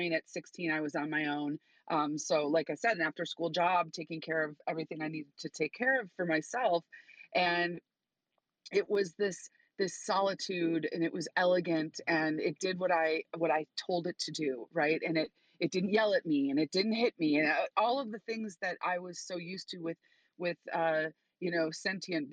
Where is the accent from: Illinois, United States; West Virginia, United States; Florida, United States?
Illinois, United States; Chicago; I'm from Chicago